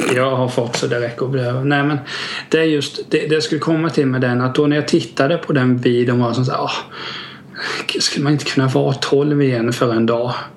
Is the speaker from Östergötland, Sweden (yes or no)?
no; Vena, Kalmar County, Sweden; där jag växte upp i Vena